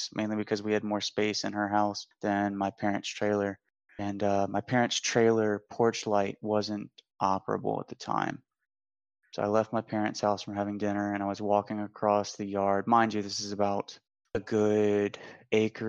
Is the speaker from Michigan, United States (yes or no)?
no; Pearl River, Louisiana, United States; I am from Pearl River, Louisiana, closer to the outskirts out by Hickory